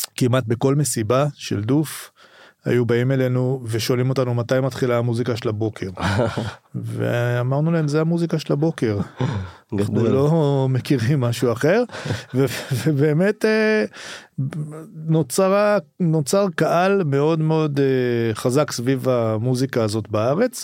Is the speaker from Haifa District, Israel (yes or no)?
no; Rehovot, Central District, Israel; also born or lived in a kibbutz; אני גדלתי קודם בקיבוץ ואחרי זה בגיל די מוקדם עברנו לרחובות